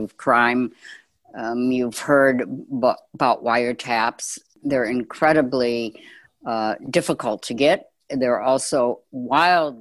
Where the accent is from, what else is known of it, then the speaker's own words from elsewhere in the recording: Chicago, Illinois, United States; I grew up in Chicago.